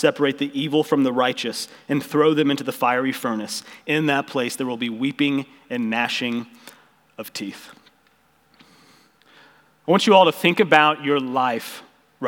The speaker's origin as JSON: {"language": "English", "town": "Ozark", "region": "Missouri", "country": "United States", "tie": "born or raised there", "said": "We grew up in Ozark together"}